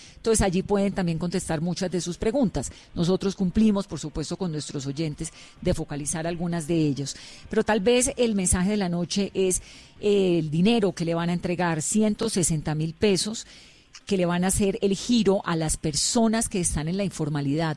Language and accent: Spanish; Colombia; como colombiana me enternezco